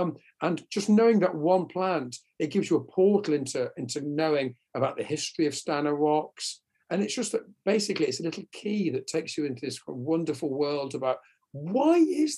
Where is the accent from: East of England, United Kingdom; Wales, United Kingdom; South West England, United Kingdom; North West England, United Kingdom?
Wales, United Kingdom; And we went botanizing together and we're all mates from North Wales.